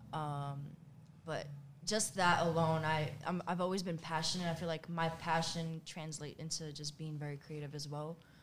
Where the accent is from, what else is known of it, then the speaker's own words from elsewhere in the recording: New York City, New York, United States; also born or lived in Bronx, New York; I grew up in Queens my entire life